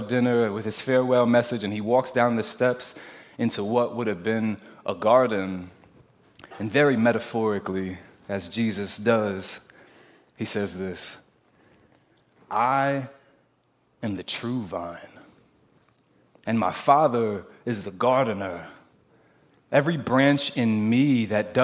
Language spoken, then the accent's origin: English; New Jersey, United States; I'm from Jersey.